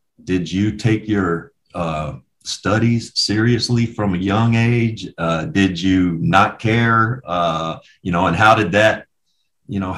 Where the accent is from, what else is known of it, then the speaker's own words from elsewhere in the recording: Kentucky, United States; growing up in Kentucky